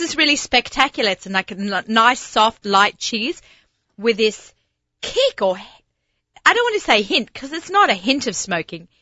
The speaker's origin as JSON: {"language": "English", "country": "Australia", "accent": "Australian", "said": "my Australian accent"}